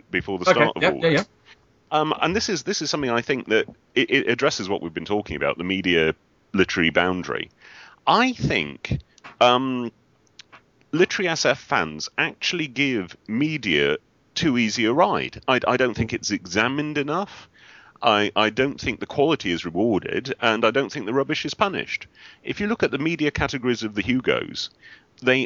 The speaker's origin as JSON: {"language": "English", "country": "United Kingdom", "said": "being British"}